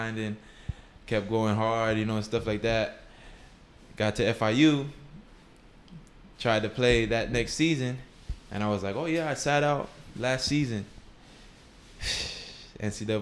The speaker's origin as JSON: {"language": "English", "town": "Miami", "region": "Florida", "country": "United States", "moved": "as an adult", "said": "I'm from Miami. I'm used to 80 degrees year round"}